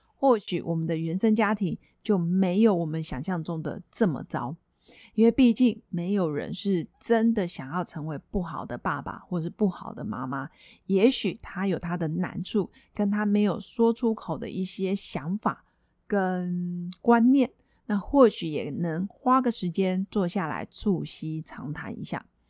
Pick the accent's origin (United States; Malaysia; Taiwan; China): Taiwan; 我们台湾人